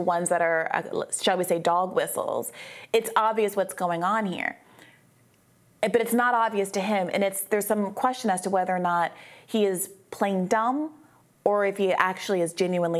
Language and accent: English; United States; I'm American, mm-hmm. and my parents were American, and my grandparents were American, and my great-grandparents were American, and my great-great-grandparents were American, and my great-great-great-grandparents were American. And so I am also not white.